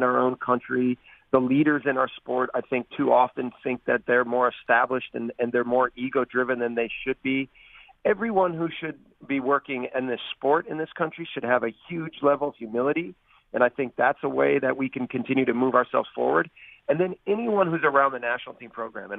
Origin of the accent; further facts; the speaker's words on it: United States; as American coaches